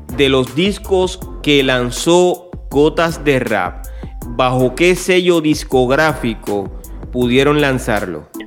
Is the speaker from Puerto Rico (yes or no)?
yes; Puerto Rico; soy de Puerto Rico